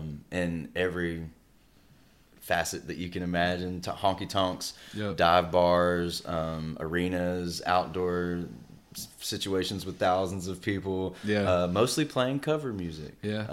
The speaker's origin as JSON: {"language": "English", "town": "Shreveport", "region": "Louisiana", "country": "United States", "tie": "born or raised there", "also_born_or_lived": "Anchorage / Alabama / Ohio / Kansas", "lives_now": "Nashville, United States", "said": "So I claim Shreveport, Louisiana as my hometown. I've mm-hmm. been there. I was there from 99 until about 2017 when we moved here mm-hmm. To Nashville. Before that, I was born in Anchorage, Alaska."}